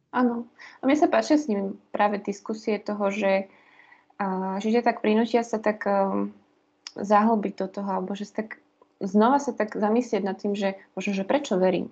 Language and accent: Slovak; Liptovský Hrádok, Žilina Region, Slovakia; now in Bratislava, Slovakia; ja som z Liptovského hrádku, z takého krásneho kraja Liptova